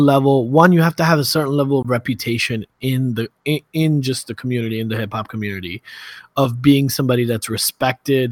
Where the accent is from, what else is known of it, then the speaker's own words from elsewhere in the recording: New York City, New York, United States; I'm from Brooklyn.